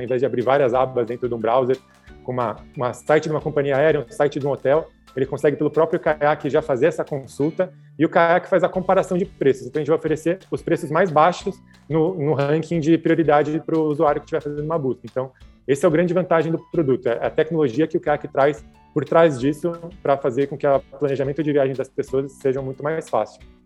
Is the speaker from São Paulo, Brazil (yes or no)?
yes; São Paulo, Brazil; eu nasci em São Paulo, né, sou paulista